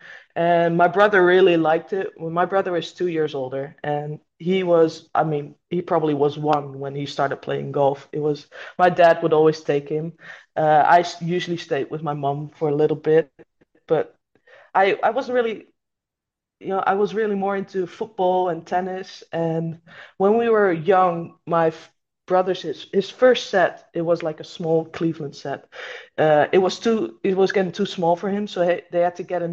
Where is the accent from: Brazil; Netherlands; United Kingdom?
Netherlands; born or raised there